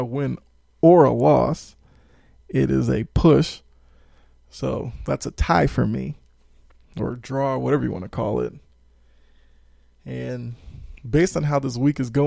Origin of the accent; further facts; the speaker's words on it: Boston, Massachusetts, United States; now in Atlanta, United States; Born and raised in Boston